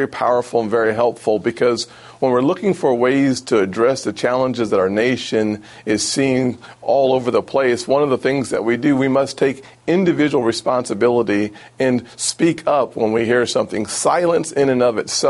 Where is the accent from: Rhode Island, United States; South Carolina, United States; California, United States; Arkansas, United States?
South Carolina, United States; Charleston; In South Carolina, here in Charleston, my hometown